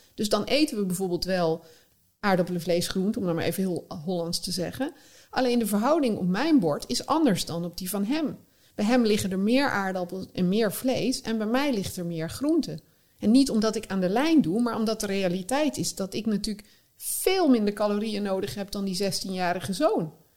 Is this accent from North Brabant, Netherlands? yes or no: yes; North Brabant, Netherlands; moved away; ik kwam uit Brabant